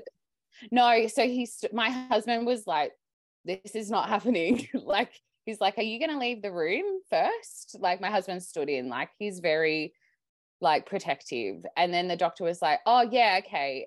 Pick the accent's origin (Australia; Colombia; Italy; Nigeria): Australia; Sydney, New South Wales; I'm Australian, I live, I grew up in Sydney